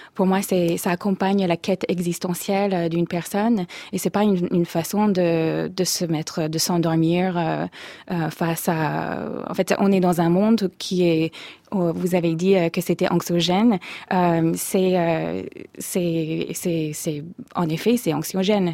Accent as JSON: {"language": "French", "region": "Minnesota", "country": "United States", "tie": "born or raised there", "also_born_or_lived": "Oslo, Norway", "second_language": "French", "moved": "as an adult", "lives_now": "France", "said": "Je viens du Minnesota. Je, suis née et j'ai grandi dans le Minnesota"}